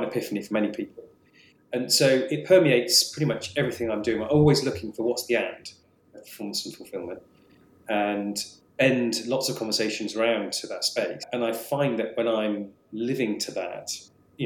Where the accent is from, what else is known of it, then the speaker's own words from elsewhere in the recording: England, United Kingdom; also born or lived in Scotland; I was born in Scotland. I've lived nearly all my life in England.